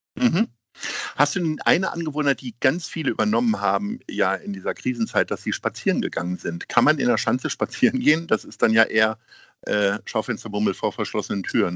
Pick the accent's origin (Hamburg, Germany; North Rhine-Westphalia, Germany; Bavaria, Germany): Hamburg, Germany; wir Hamburger